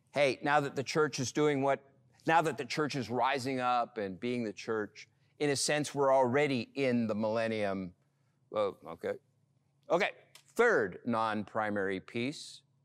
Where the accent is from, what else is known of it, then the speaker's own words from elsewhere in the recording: Montreal, Quebec, Canada; growing up in Montreal